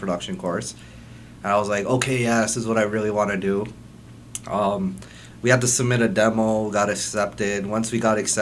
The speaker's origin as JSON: {"language": "English", "town": "Mississauga", "region": "Ontario", "country": "Canada", "tie": "born or raised there", "also_born_or_lived": "Toronto", "said": "I grew up on Fieldgate for like a bit."}